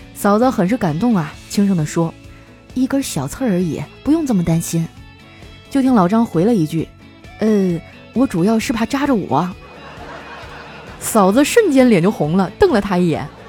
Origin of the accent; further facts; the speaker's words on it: Northeast China, China; now in Shanghai, China; 一听你提沈阳，我都有点想家了